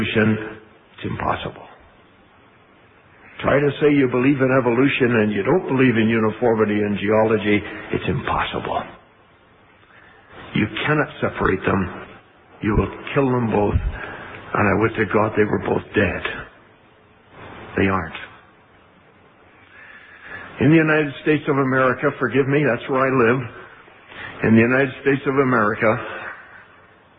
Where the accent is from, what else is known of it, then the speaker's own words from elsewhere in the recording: Canada; I was born in Canada too